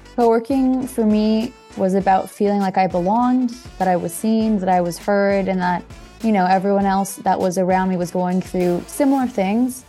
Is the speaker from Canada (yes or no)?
yes; Toronto, Ontario, Canada; moved away as an adult; now in Portugal; born and raised in Toronto, Canada, but my parents are both Portuguese